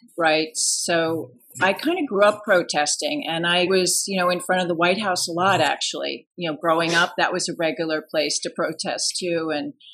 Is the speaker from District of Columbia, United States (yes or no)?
yes; Washington, District of Columbia, United States; moved away; I grew up in Washington D.C., outside of Washington D.C.